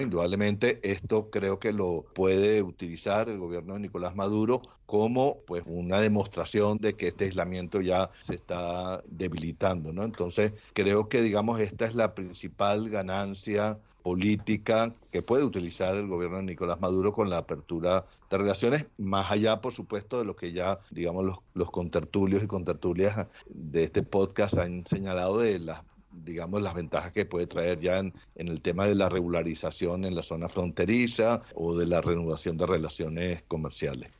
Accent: Venezuela; now in Bogotá, Colombia; Soy venezolano

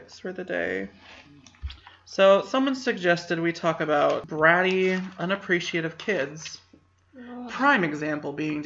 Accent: Canada; now in Florida, United States; I'm Canadian

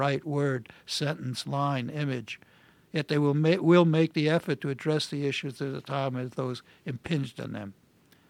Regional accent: New York City, New York, United States; first language Yiddish; Normie Podhoretz and I grew up together in Brownsville

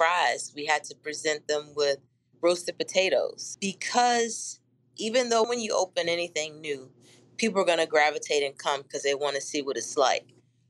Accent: Blackstone, Virginia, United States; moved away as an adult; in my hometown in Blackstone, Virginia

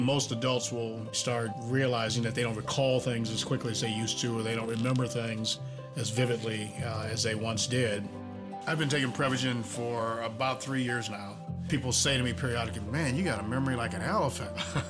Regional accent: Cleveland, Ohio, United States; I'm 68 years old. I grew up in Cleveland, Ohio, majored in business administration.

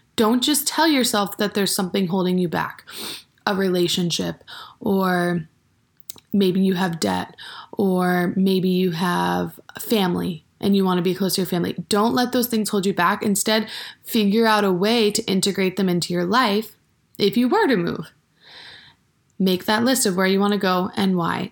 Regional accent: Maine, United States; moved away as an adult; now in Bozeman, United States; I went to high school in the state of Maine, and then I also went to college in the same town that I went to high school

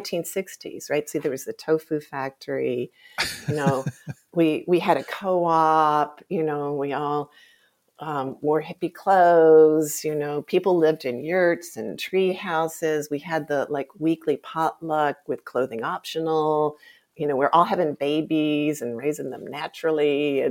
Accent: Jackson, Mississippi, United States; I grew up in the Deep South

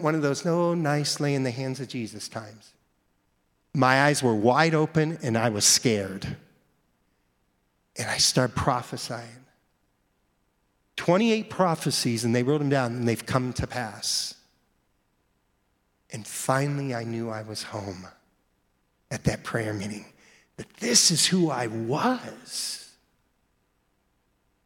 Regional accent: Mesa, Arizona, United States; I grew up in Mesa, Arizona

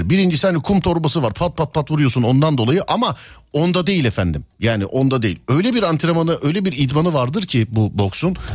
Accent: Istanbul, Turkey; Abi Bahçeşehir.

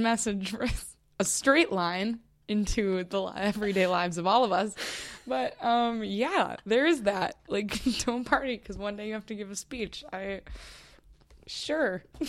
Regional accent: Minnesota, United States; I'm from Minnesota

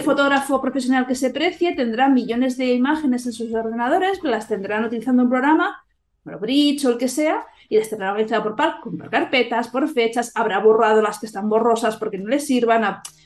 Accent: Catalonia, Spain; yo como soy catalana

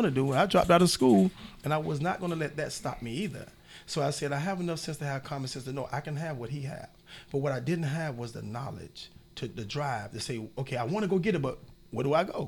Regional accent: Miami, Florida, United States; I come from Overtown, right at the Brown Sub, 46th Street, 23rd Avenue. I'm in Liberty City all my life

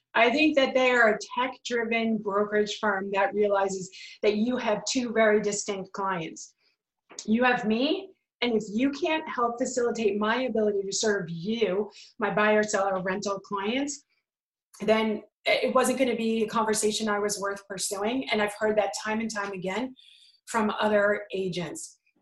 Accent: New York, United States; I'm from New York

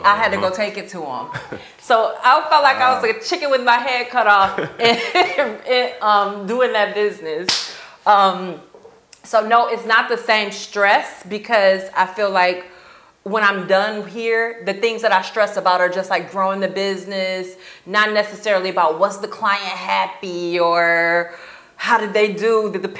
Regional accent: Chicago, Illinois, United States; also born or lived in Grand Rapids; now in Tampa, United States; I'm not. I'm from Chicago.

